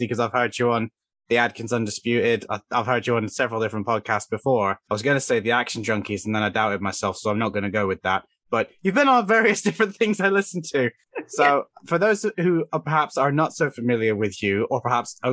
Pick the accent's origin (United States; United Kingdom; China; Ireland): United Kingdom; Cornwall, South West England; accent: Cornish; Specifically, I'm from Cornwall, and I suspect the Cornish accent is mixing with the British accent